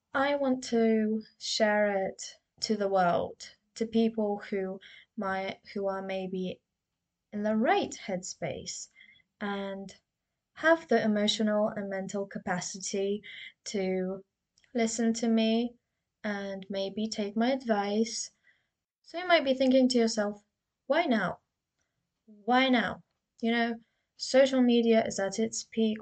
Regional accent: United Kingdom; I've been insecure about my accent so, you know, I'm from the UK.

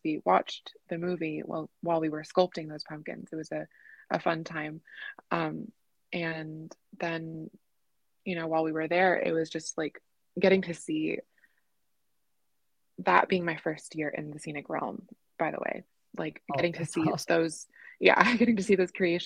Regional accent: Orlando, Florida, United States; growing up in Orlando

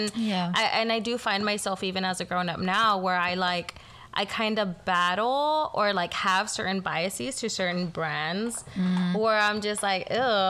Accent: the Valley, Texas, United States; I grew up in the Valley, and it's predominantly Hispanic. Everyone, mm-hmm. mostly everyone speaks Spanish.

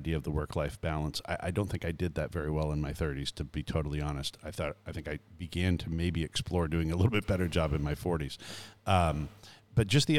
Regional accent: Canada; now in United States; I was born and raised in Canada

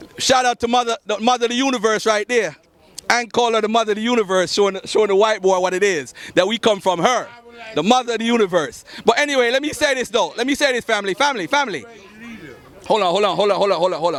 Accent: Jamaica; I'm from Jamaica, where my mom had me

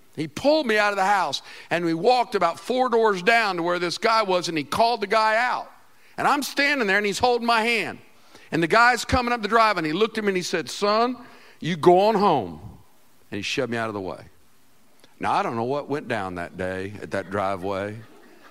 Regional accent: Winter Park, Florida, United States; We lived in Winter Park, Florida, and it's hilly there. It's beautiful, beautiful. I was born in Florida

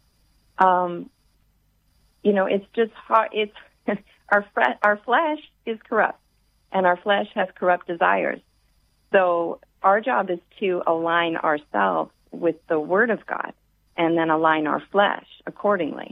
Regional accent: the South, United States; I grew up in the South

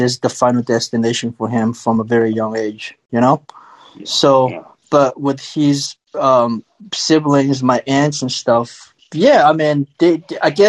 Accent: Shanghai, China; now in Los Angeles, United States; growing up in China

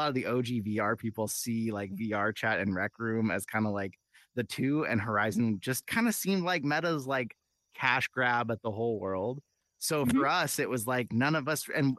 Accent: California, United States; born or raised there

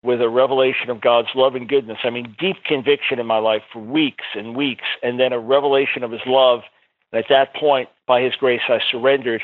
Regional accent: Long Island, New York, United States; I was born in New York City, raised on Long Island in a nominal Jewish home

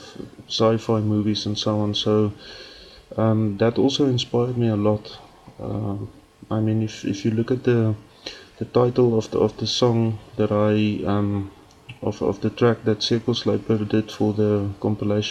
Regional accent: South Africa; accent: Afrikaans; English is a second language; I'm actually speaking English with an Afrikaans accent

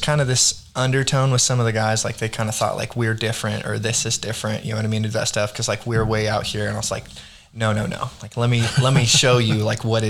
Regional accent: Arkansas, United States; also born or lived in Texas; I grew up in Arkansas

